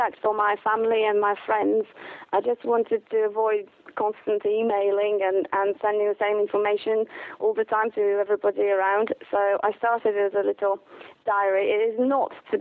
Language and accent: English; Poland; also born or lived in London, England; now in England; I'm originally from Poland